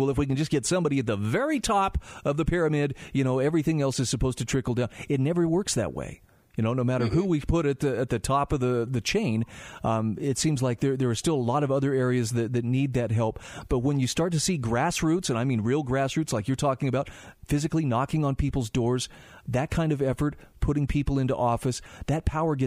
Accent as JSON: {"language": "English", "region": "Utah", "country": "United States", "tie": "born or raised there", "said": "in my home state of Utah"}